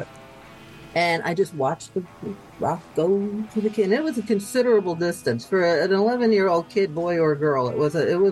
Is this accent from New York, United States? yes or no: yes; Hudson, New York, United States; I grew up in Hudson, New York